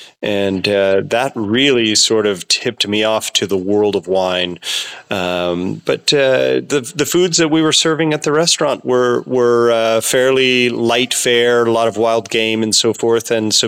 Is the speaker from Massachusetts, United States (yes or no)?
no; California, United States; Well, I grew up in Sonoma County, about a half an hour from where I am farming now, on a 250-acre horse and cattle ranch.